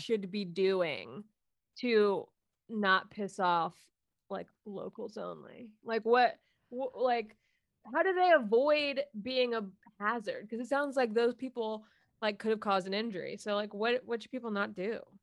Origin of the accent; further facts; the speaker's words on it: Florida, United States; I'm from Florida